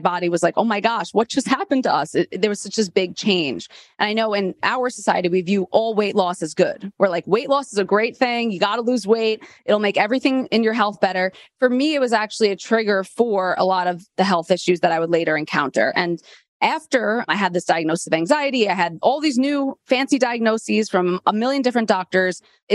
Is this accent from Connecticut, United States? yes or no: no; New York City, New York, United States; also born or lived in Delaware; I grew up in Queens, New York